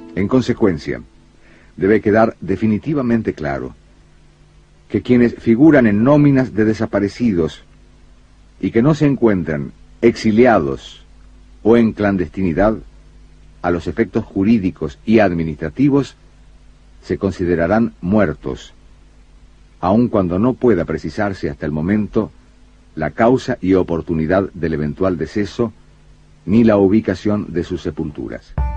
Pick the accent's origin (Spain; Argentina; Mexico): Argentina; nuestro sentir como argentinos